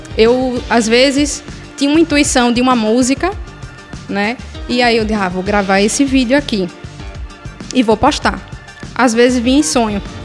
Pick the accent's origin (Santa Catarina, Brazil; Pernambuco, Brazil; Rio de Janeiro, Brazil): Pernambuco, Brazil; also born or lived in Ceará; eu cresci ouvindo muito nos anos 90 como uma boa pernambucana, muito forró